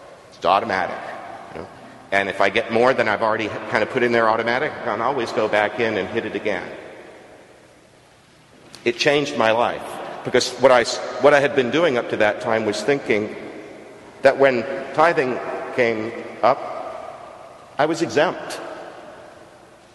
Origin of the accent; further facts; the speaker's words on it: Texas coast, United States; now in Stanford, United States; Where I grew up on the Texas coast